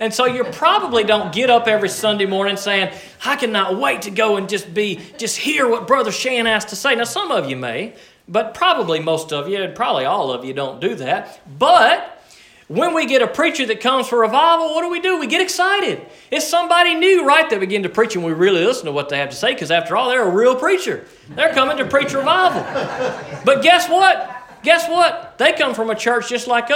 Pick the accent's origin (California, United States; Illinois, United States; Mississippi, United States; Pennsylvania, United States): Mississippi, United States; Liberty; I'm from Liberty, Mississippi